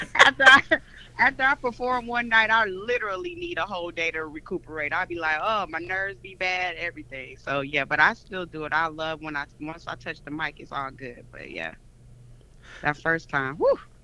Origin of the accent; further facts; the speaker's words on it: Chicago, Illinois, United States; moved away as an adult; now in Atlanta, United States; I'm originally from Chicago, Illinois, Ooh, but oh, I've been living in Atlanta for about I want to say about 17 years now